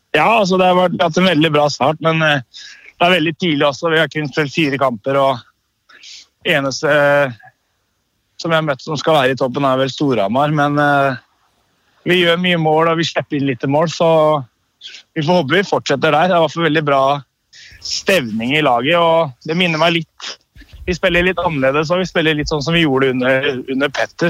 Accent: Østfold, Norway; moved away as an adult; now in Stavanger, Norway; hjemme i Østfold

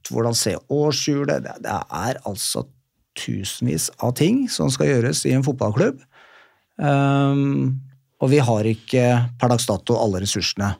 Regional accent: Oslo, Norway; jeg kom fra Bjølsen skole

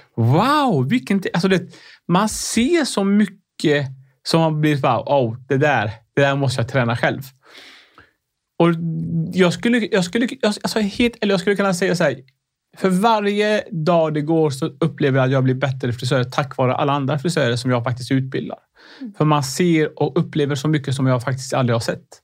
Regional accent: Sweden; Swedish is a second language; jag kom till Sverige när jag var nio år

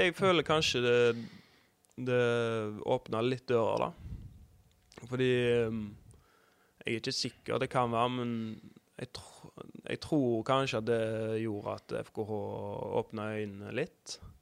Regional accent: Haugesund, Rogaland, Norway; oppvokst på Risøy

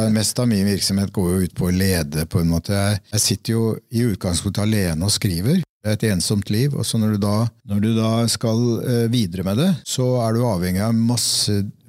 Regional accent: Fredrikstad, Østfold, Norway; moved away; Det var der jeg vokste opp

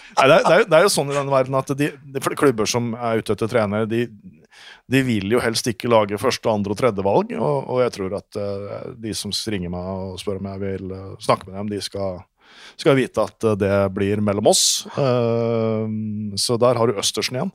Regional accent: Norway; now in Denmark; for meg som nordmann i Danmark

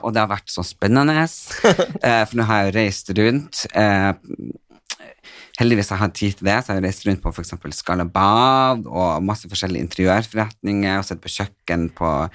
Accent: Northern Norway, Norway; moved away; Jeg er jo fra Nord-Norge, og det er der hjertet mitt bor

